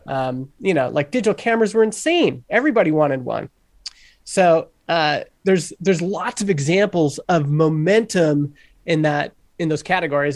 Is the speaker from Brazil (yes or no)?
no; Canada; I'm Canadian